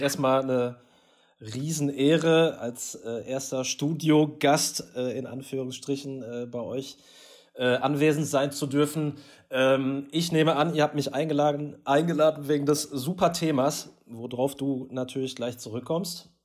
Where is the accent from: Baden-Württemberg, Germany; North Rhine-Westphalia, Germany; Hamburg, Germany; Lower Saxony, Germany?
North Rhine-Westphalia, Germany; Essen; als Rüttenscheider